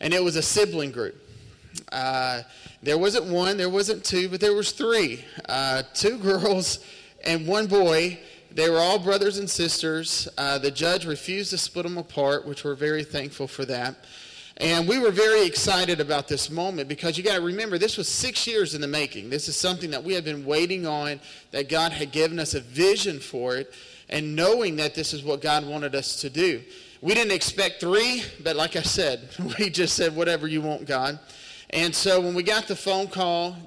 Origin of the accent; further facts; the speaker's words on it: Terry, Mississippi, United States; I've been born and raised in Mississippi my whole life. We actually come out of Terry, Mississippi, which is about 45 minutes just down the highway, and born and raised there